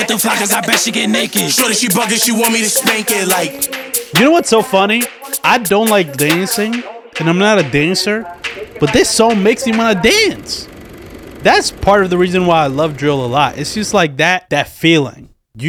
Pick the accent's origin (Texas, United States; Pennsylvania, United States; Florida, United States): Pennsylvania, United States; Philadelphia; Like, I'm from Philly. I am in Philly. I live in Philly.